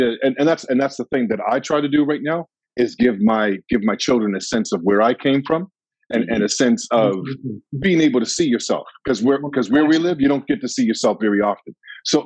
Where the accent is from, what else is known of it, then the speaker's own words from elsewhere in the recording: Halifax, Nova Scotia, Canada; growing up on Gottigan Street, walking down Gottigan Street, you'd never ever see anybody from outside of the community